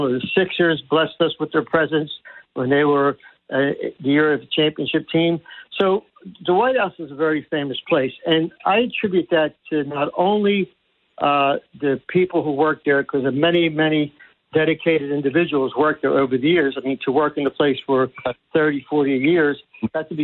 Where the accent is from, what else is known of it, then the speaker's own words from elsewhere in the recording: Atlantic City, New Jersey, United States; I attended St. Michael's School, which is on Mississippi Avenue, which is located about 200 yards from the White House